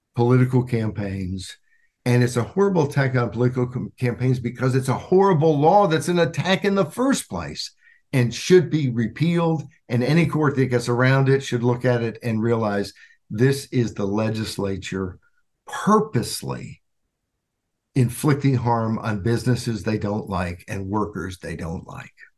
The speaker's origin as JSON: {"language": "English", "region": "Arkansas", "country": "United States", "tie": "born or raised there", "moved": "yes", "lives_now": "Washington, DC area, United States", "said": "I grew up in Arkansas"}